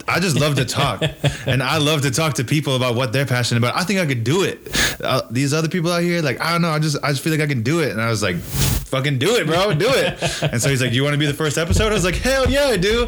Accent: Fall Creek, Wisconsin, United States; born or raised there; also born or lived in Marinette, Wisconsin / Eau Claire, Wisconsin

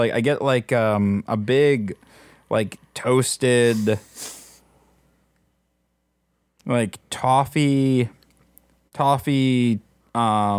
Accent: Midwest, United States; Like growing up in the Midwest, one of the things that, and I'm guessing even more true in the mountains, but one of the things that you end up doing a few times a year is going to a ski hill, and you ski.

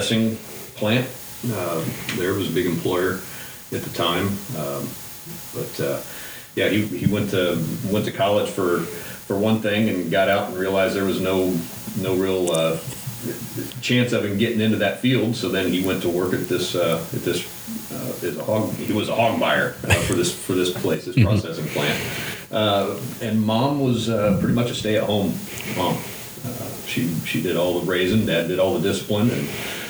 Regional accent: near Logansport, north central Indiana, United States; also born or lived in Georgia; I grew up in north central Indiana, a little town close to Logansport

